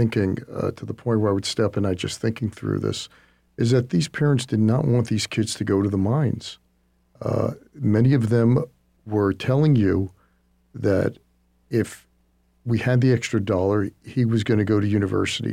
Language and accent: English; United States; I'm an American